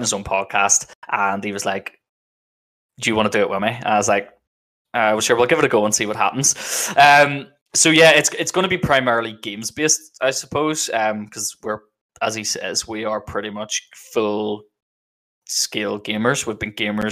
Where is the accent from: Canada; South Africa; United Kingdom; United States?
United Kingdom; Northern Ireland; I'm a Mixer streamer and I'm from Northern Ireland